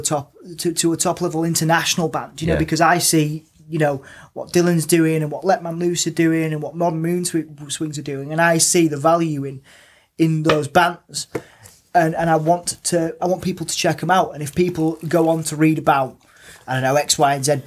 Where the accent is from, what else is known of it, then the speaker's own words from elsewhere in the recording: Hull, Yorkshire and the Humber, United Kingdom; I'm from Hull